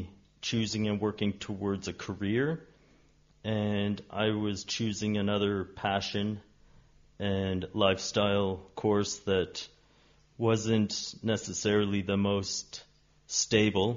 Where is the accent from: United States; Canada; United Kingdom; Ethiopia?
Canada; moved away; I'm Canadian by birth and a nomad on this earth